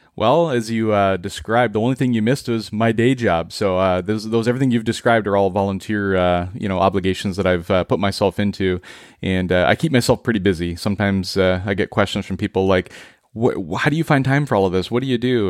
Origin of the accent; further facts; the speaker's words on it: central Minnesota, United States; moved away as an adult; now in Seattle, United States; we all collectively were born and raised in Minnesota, and we made the transition out to Seattle in two thousand twelve